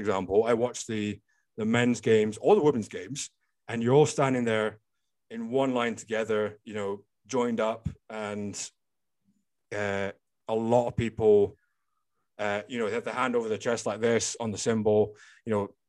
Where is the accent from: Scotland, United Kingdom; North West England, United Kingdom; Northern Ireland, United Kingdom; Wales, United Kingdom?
Scotland, United Kingdom; I'm fully Scottish, born and bred in Scotland.